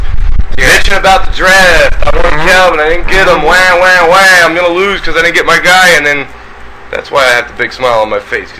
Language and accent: English; Baltimore, Maryland, United States; moved away; I'm from Maryland originally, and right in the Baltimore area.